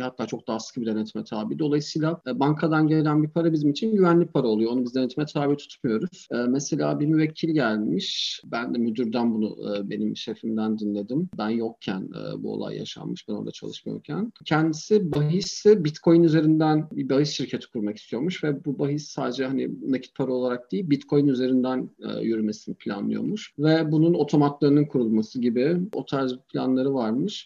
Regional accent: Turkey; first language Turkish; moved away as an adult; also born or lived in Berlin, Germany; now in Germany; Türkiye'den yeni gelmişim

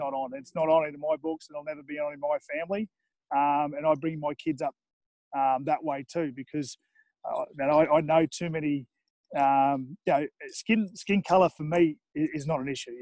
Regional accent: Toowoomba, Queensland, Australia; now in Gold Coast, Australia; I grew up in Toowoomba, there's a heavily Indigenous population

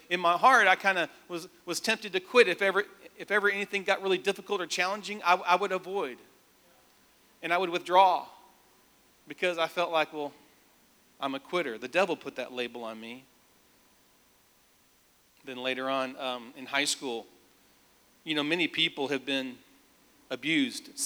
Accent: Nashville, Tennessee, United States; I was raised in Nashville. I moved here when I was 5 years old, so I went first grade through high school

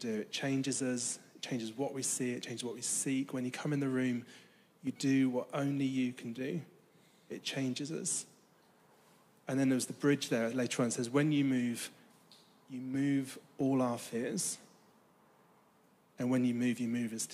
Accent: United Kingdom; I'm British

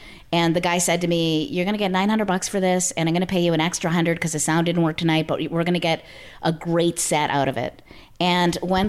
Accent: Nova Scotia, Canada; I'm from Nova Scotia, Canada.

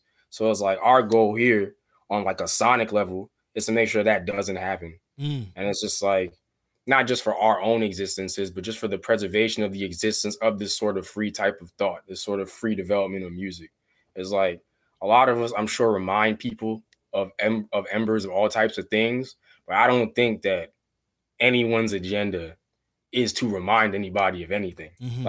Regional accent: Brooklyn, New York, United States; it originates in the East Coast because I'm from Brooklyn.

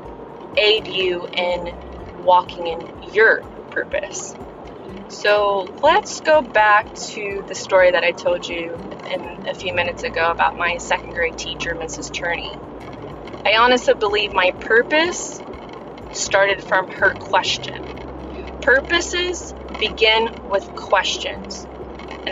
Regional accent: United States; English is a second language; I'm American and I didn't even know English

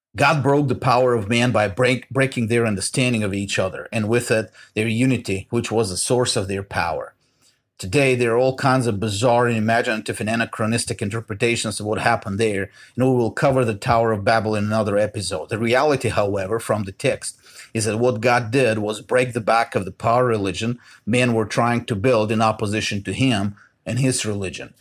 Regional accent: Bulgaria; now in United States; I grew up in Bulgaria. Us, the Bulgarian ethnic majority

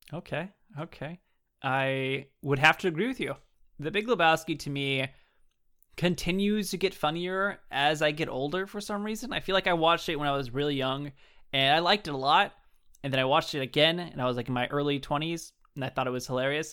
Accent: Southern California, United States; I grew up in California. Southern California my whole life.

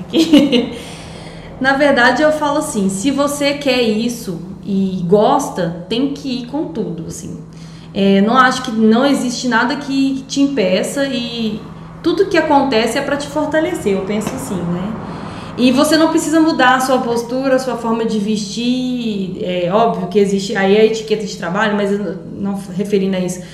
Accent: Minas Gerais, Brazil; moved away as an adult; also born or lived in São Paulo / Limeira / Campo Verde / Viçosa; Eu sou de Minas

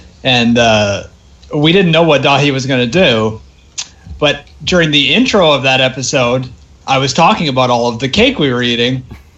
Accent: Canada

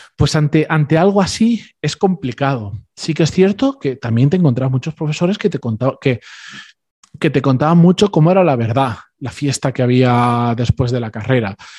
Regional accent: Spain; mis padres y mis hermanos son argentinos, yo soy el único que, que ya nací en España

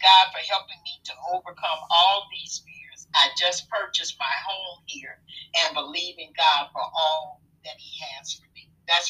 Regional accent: Midwest, United States; When I moved to Florida a few years ago, with Florida being much different from where I was raised in the Midwest

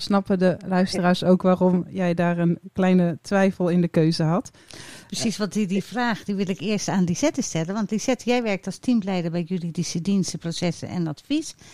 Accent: Rotterdam, South Holland, Netherlands; ik als Rotterdammer

